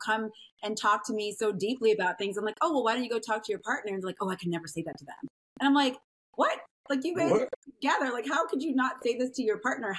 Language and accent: English; Texas, United States; I'm from Texas